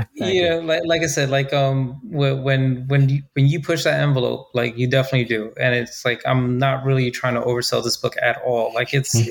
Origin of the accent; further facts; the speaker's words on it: United States; being an American who's traveled abroad